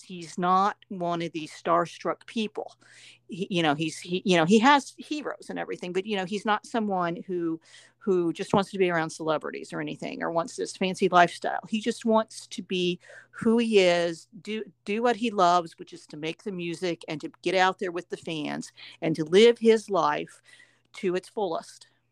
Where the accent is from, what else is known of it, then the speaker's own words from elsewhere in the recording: Upper Arlington, Ohio, United States; now in Nashville, United States; I grew up in Upper Arlington, Ohio